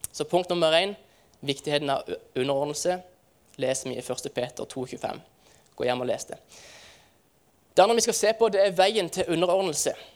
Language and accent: Norwegian; Farsund, Agder, Norway; hjemme i Farsund så feirer vi eh, eh det som heter Kaperdagene.